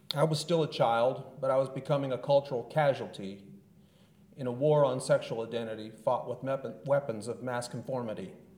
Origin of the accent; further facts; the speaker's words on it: Southern California, United States; I was born and raised in Southern California in the 1970s and 80s.